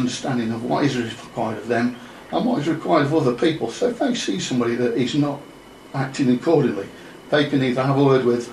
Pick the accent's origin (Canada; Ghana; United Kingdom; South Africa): United Kingdom; Chesterfield, East Midlands; moved away; Hail from Chesterfield in Derbyshire.